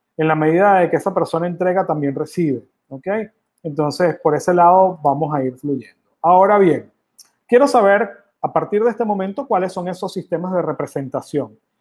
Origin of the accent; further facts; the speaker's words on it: Venezuela; moved away; yo vengo de Venezuela, yo soy venezolano y orgullosamente venezolano